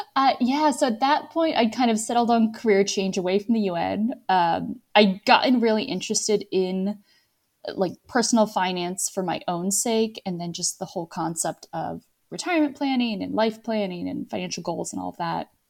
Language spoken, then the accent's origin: English; Virginia, United States; moved away as an adult; also born or lived in Scranton, Pennsylvania / Moldova / France / Rome; now in Toulouse, France; First eighteen years of my life, born and raised in the same county in Virginia